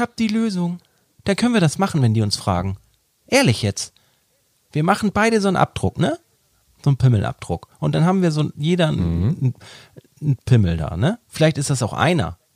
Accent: Hamburg, Germany; ich bin ja auch ein Hamburger Jung.

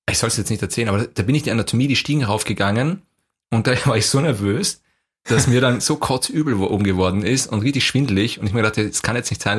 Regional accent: Vienna, Austria; weil ich komme aus Wien und du kommst aus irgendeinem Kaff in Deutschland.

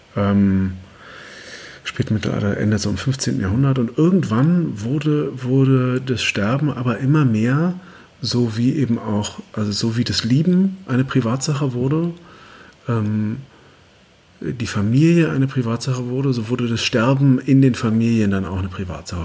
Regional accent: Germany; wir es als Deutsche

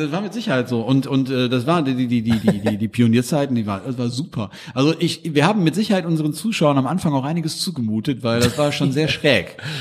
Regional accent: Duisburg, North Rhine-Westphalia, Germany; Ich komme ja aus Hamburg

